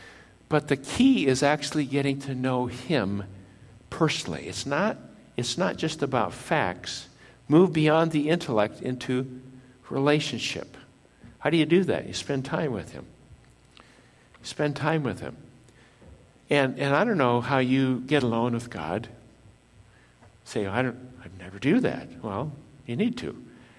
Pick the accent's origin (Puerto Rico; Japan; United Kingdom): Japan; I was born in Japan, lived in Japan